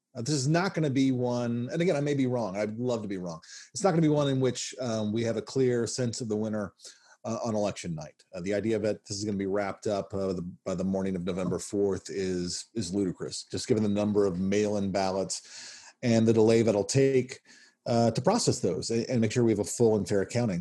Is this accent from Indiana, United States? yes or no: no; Nashville, Tennessee, United States; also born or lived in Kansas City, Missouri / North Carolina; lived there from when I was seven. So yeah, um, uh, by all effects, a, a Southerner